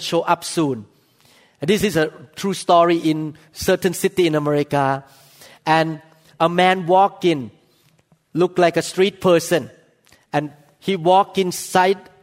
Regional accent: Thailand; moved away; I came from Thailand. I saw all kinds of spiritual things in Thailand

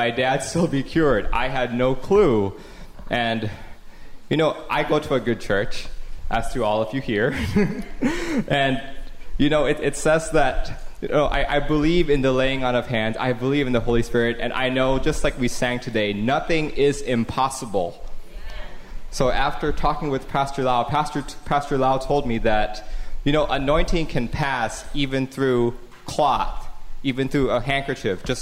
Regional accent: Taipei, Taiwan; moved away as an adult; I was born and raised in Taipei, Taiwan, and I came over here for college in about 2003

